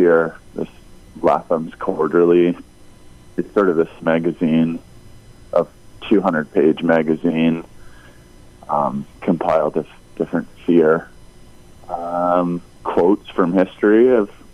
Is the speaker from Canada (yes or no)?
yes; Whitby, Ontario, Canada; from Whitby, my hometown